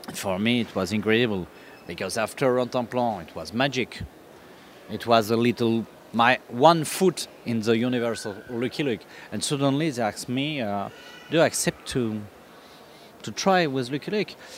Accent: France; English is a second language; also born or lived in North Africa; it's not my my first language, but I am like all the French

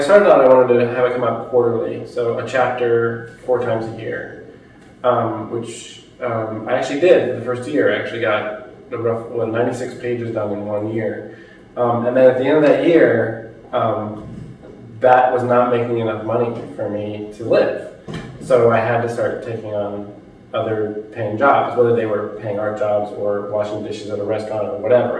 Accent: United States; as an American

